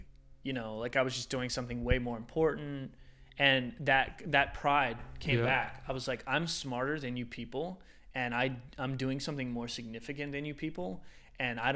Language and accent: English; Hagerstown, Maryland, United States; moved away as an adult; also born or lived in Philadelphia / Singapore; now in Los Angeles, United States; I'm definitely not staying here in Hagerstown, which is my hometown.